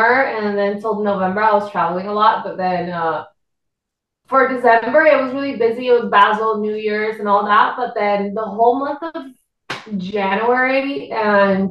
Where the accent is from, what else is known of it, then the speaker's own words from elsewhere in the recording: Puerto Rico; accent: Puerto Rican; first language Spanish; English is a second language; moved away as an adult; now in Miami, United States; I'm from Puerto Rico.